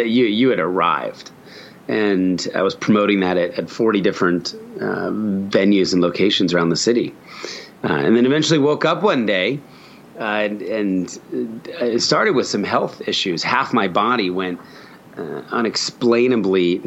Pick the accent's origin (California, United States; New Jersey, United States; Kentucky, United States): New Jersey, United States; moved away as an adult; also born or lived in Philadelphia / New York City; I was born in Philadelphia and raised in a very conservative Christian home in New Jersey. So moving to New York City at 19 years old